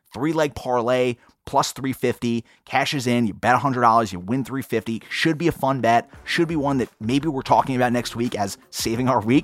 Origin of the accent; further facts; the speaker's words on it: New York, United States; I'm from New York.